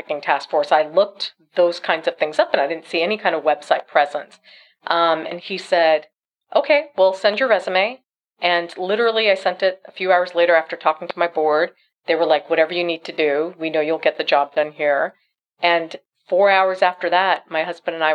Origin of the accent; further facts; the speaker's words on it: New York City, New York, United States; moved away as an adult; now in Houston, United States; I grew up in New York City. I was born and raised in an immigrant family of East Asian or East Indian descent